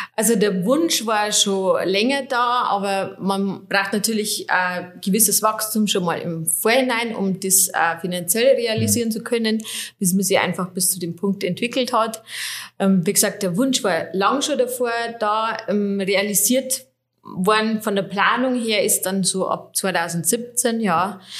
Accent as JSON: {"language": "German", "town": "Schönsee", "region": "Bavaria", "country": "Germany", "tie": "born or raised there", "also_born_or_lived": "Oberviechtach / Regensburg", "said": "ich bin äh, nicht gebürtige Oberfichtacherin, sondern ich komme aus Schönsee, so 13 Kilometer weiter östlich. Ich war aber dann schon zur Schulzeit in Oberfichtach am wartenburg gymnasium"}